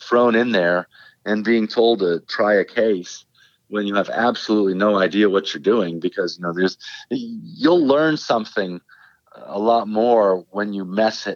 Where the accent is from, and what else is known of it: Johnstown, Pennsylvania, United States; born or raised there; also born or lived in Denver, Colorado